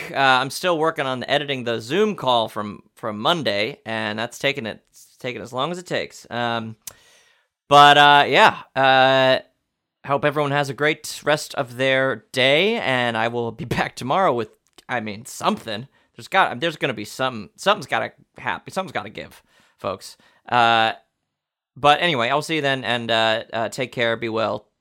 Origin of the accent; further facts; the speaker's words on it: New York, United States; I'm from New York